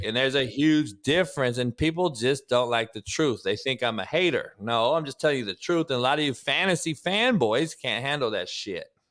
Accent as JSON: {"language": "English", "town": "Compton", "region": "California", "country": "United States", "tie": "born or raised there", "said": "I grew up in Compton"}